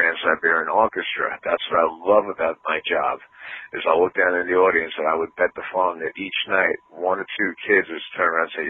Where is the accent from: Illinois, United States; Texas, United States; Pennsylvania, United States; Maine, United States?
Pennsylvania, United States; northeast; it's my hometown. I mean, I live in northeast Pennsylvania